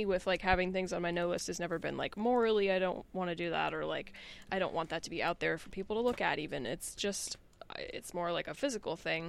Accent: Ohio, United States; Well, I'm from Ohio

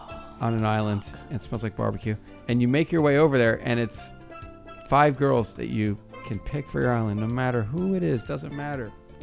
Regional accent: New Jersey, United States; I'm from Jersey too.

